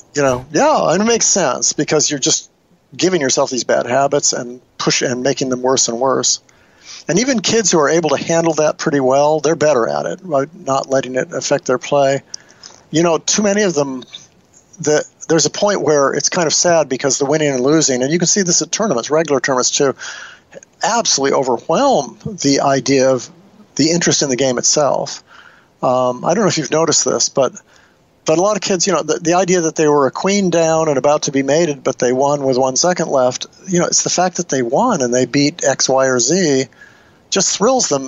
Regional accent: Nebraska, United States; when I was growing up in Nebraska

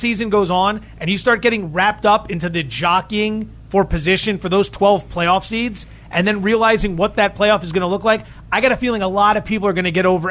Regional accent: Northeast, United States; also born or lived in Bay Area; now in Las Vegas, United States; I'm from the Northeast. I live in Las Vegas now.

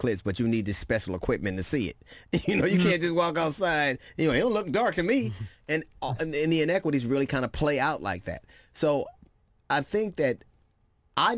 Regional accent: Los Angeles, California, United States; I grew up in Los Angeles.

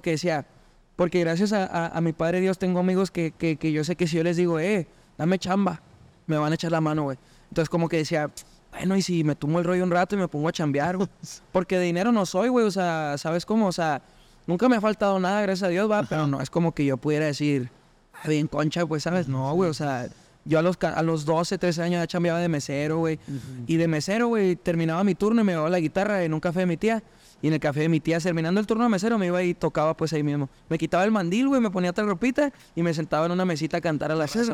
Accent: Chihuahua, Mexico; soy de Chihuahua

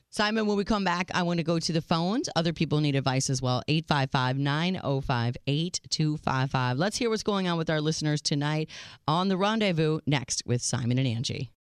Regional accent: Minnesota, United States; moved away; I grew up in Minnesota

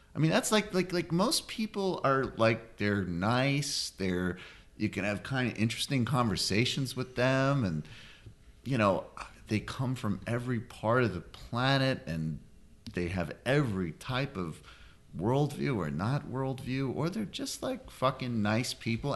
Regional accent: Massachusetts, United States; now in Brooklyn, United States; I grew up in Massachusetts, but rural

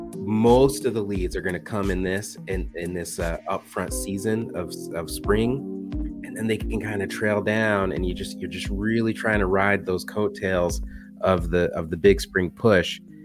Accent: Indiana, United States; I'm from Indiana

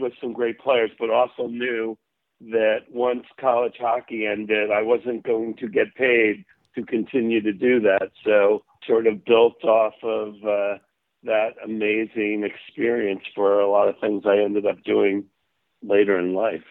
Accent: outside of New York City, United States; moved away as an adult; also born or lived in Vermont; I grew up outside of New York City

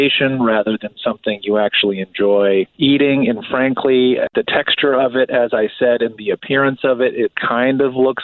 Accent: outside of Chicago, the Midwest, Illinois, United States; born or raised there

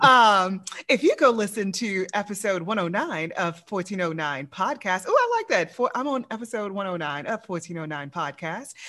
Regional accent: Louisiana, United States; I'm from Louisiana

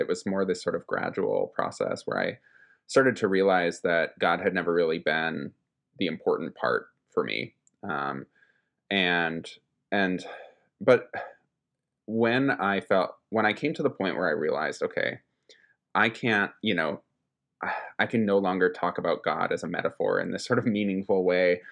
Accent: Minnesota, United States; moved away as an adult; also born or lived in East Coast; I moved back to my home state of Minnesota from, after having spent the better part of a decade off on the East Coast

